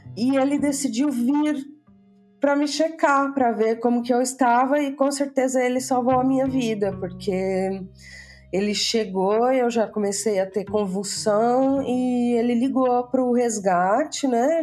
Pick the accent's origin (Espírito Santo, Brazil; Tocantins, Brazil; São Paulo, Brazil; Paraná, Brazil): São Paulo, Brazil; Bauru; moved away as an adult; also born or lived in London; now in Cyprus; eu sou natural da cidade de Bauru, no interior de São Paulo